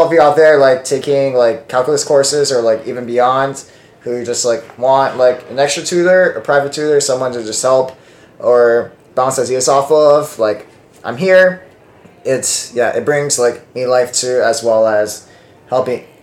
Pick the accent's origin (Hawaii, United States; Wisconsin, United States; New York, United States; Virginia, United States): Hawaii, United States; now in Seattle, United States; I'm from Hawaii